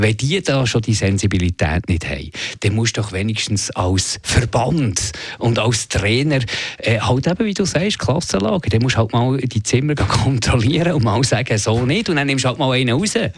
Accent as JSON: {"language": "German", "country": "Switzerland", "said": "wir Schweizer"}